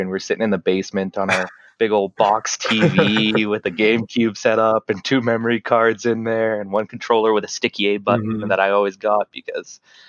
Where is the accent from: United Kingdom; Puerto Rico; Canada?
Canada; well, we're Canadian. I said, yeah.